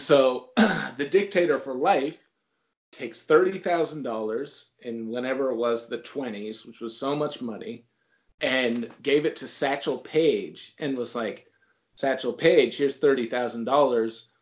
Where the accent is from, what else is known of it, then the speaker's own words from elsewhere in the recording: Northeast, United States; also born or lived in Memphis; I grew up in the Northeast and I live in the Northeast